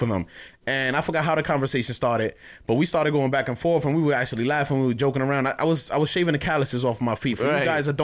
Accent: New York City, New York, United States; also born or lived in Dominican Republic; Although I was born there, I was basically raised my entire life in Bed-Stuy, Brooklyn.

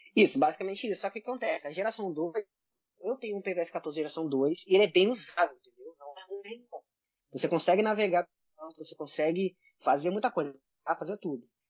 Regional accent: Brazil; eu, sendo brasileiro

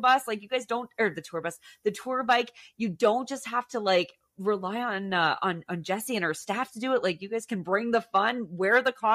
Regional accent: Ottawa Valley, Ontario, Canada; also born or lived in Alberta; my hometown in the Ottawa Valley

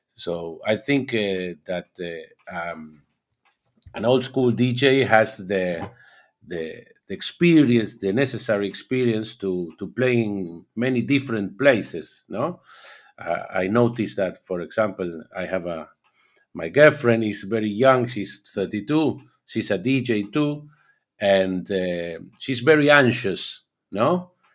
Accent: Argentina; I'm from Argentina

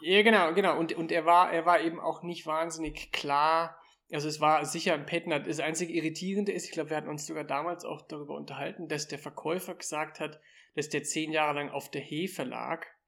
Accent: Germany; born or raised there; now in Austria

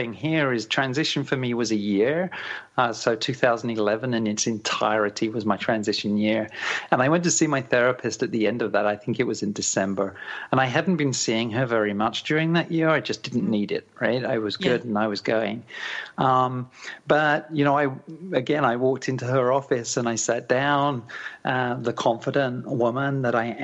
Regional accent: Canada; my hometown of Melton

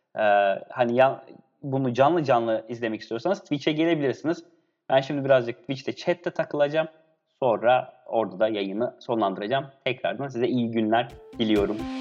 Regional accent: Antakya, Hatay, Turkey; Ben Hataylıyım, Antakyalıyım.

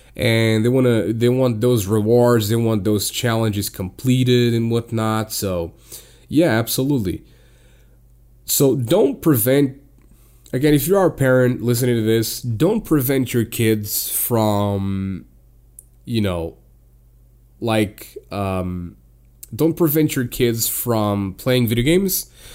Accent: Portugal; I'm from Portugal

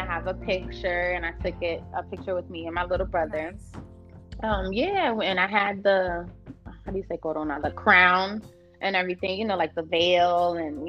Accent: New York City, New York, United States; moved away as an adult; now in New Jersey, United States; the part that we were, that I'm from, that we lived in, was the South Bronx, Sedgwick Avenue.

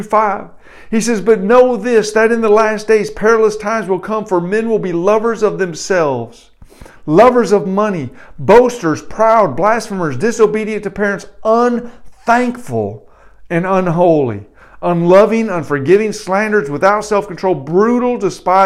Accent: Detroit, Michigan, United States; I grew up in North Detroit.

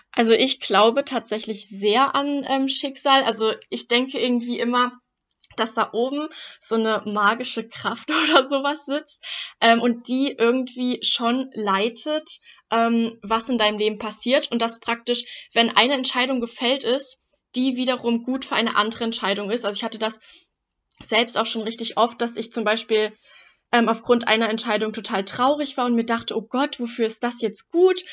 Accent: Germany; ich bin ja auch Deutsche

